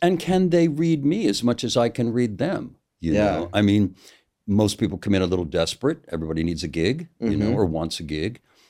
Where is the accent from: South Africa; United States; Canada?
United States; I'm an American